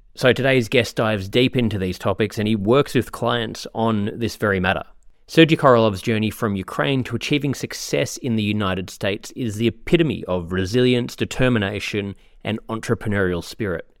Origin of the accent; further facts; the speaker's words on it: Australia; moved away; I'm from Australia